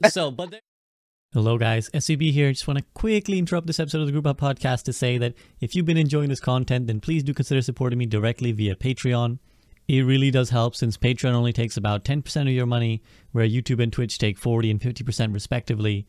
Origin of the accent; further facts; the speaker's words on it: United Kingdom; I'm a Brit